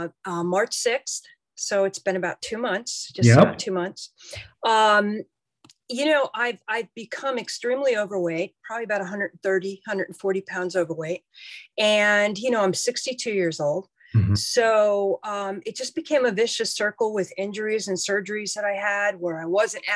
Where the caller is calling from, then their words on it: Herndon, Virginia, United States; I am in Herndon, Virginia, which is outside of DC, about 40 minutes.